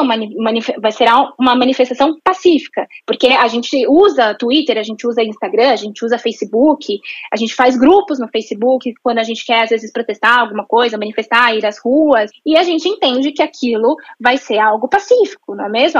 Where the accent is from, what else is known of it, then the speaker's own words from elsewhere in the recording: Brazil; nós nos entendermos como brasileiros